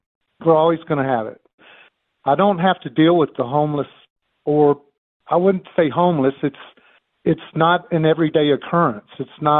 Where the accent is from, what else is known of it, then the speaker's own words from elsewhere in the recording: Mississippi, United States; now in Denver, United States; I'm from Mississippi.